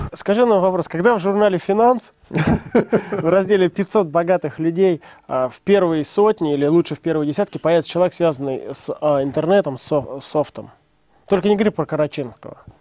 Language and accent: Russian; Leninsk-Kuznetsky, Kemerovo Oblast, Russia; moved away; я из маленького деревни сибирской